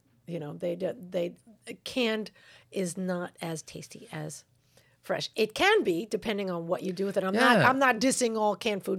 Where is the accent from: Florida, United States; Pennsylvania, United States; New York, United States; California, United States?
New York, United States; I don't know. I'm from New York.